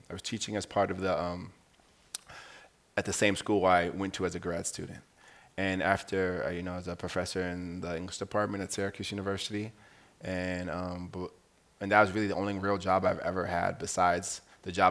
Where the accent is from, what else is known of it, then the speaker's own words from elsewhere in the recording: Cape Town, Western Cape, South Africa; I'm coming from Cape Town, South Africa.